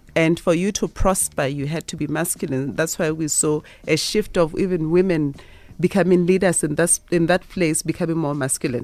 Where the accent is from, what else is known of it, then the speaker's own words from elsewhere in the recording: Lesotho; I was born in Lesotho.